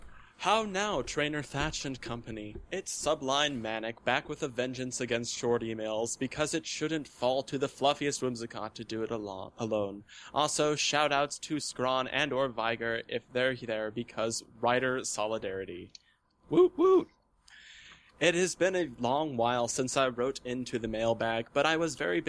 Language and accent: English; Texas, United States; this new evolution in my life has me back in my home state of Texas